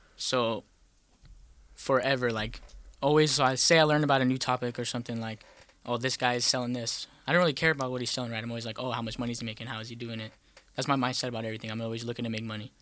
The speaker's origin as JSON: {"language": "English", "town": "El Paso", "region": "Texas", "country": "United States", "moved": "yes", "said": "from El Paso, Texas"}